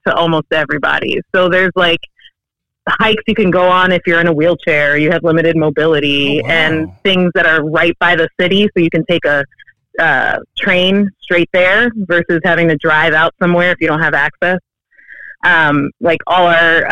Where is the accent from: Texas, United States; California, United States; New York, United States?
New York, United States; New York City; moved away as an adult; now in Portland, United States; I'm from the Bronx